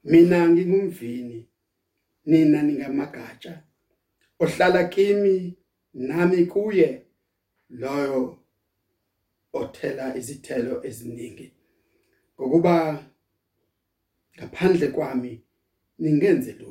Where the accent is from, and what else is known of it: South Africa